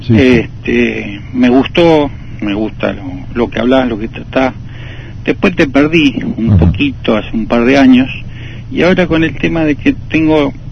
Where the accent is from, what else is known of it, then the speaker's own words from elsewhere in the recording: Escobar, Buenos Aires Province, Argentina; Soy de acá